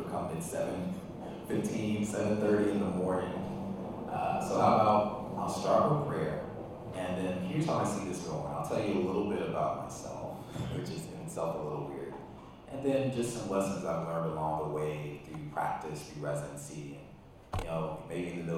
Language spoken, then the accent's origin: English; Calumet Park, Illinois, United States; So I remember growing up, it was kind of a little bit of a booming town